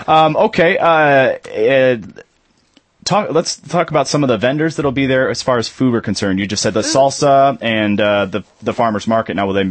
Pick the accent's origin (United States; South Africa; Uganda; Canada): United States; Los Angeles, California; now in Lansing, United States; I'm from Los Angeles